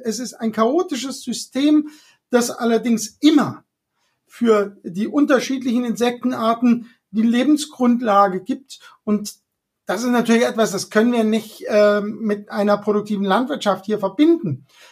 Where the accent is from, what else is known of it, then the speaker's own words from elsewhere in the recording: Hunsrück, Rhineland-Palatinate, Germany; Ich bin ja da im Hunsrück aufgewachsen